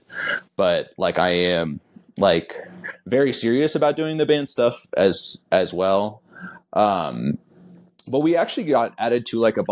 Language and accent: English; Kansas City, United States; I grew up in Kansas City, so which is about as far as you can get from that type of scene